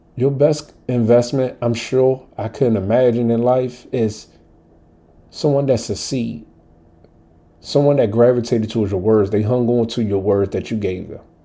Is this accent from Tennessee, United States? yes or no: no; Washington, District of Columbia, United States; coming up as a Southside kid from DC